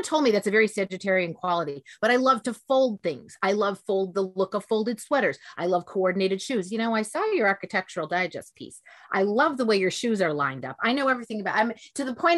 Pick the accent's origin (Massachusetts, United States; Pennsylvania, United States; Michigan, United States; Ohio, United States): Michigan, United States; Detroit; moved away as an adult; also born or lived in Chicago; I'm from Michigan